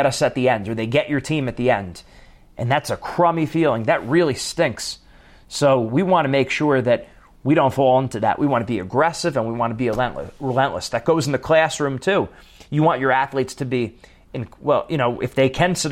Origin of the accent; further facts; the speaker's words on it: East Coast, United States; moved away; I'm from the East Coast, so I say things like walk, talk, coffee, chocolate